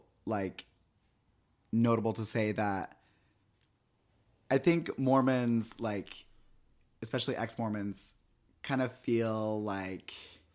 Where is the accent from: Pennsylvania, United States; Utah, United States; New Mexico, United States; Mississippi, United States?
Utah, United States; And so I think it's easy because, like, we're from Utah and it's, like, there's only one religion.